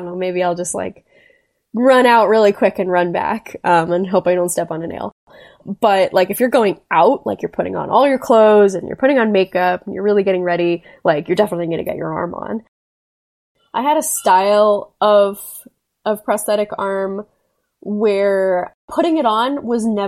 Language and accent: English; South Florida, United States; I grew up in South Florida